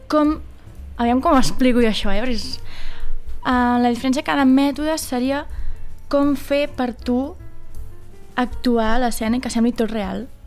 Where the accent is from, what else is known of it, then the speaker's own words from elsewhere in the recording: Vilafranca, Catalonia, Spain; A sobre soc de Vilafranca.